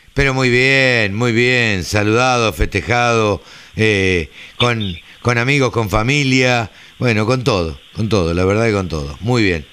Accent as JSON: {"language": "Spanish", "region": "Buenos Aires", "country": "Argentina", "said": "Nosotros somos, los, los porteños somos tango"}